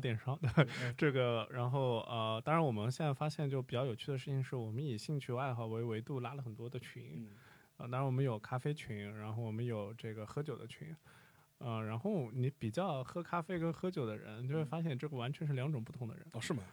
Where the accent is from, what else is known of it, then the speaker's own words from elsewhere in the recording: Shanghai, China; also born or lived in Beijing; 虽然我是上海人